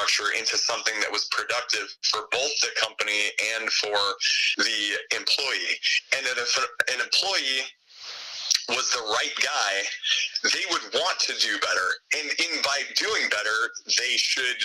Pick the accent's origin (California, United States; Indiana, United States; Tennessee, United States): California, United States; Southern; I grew up in Southern California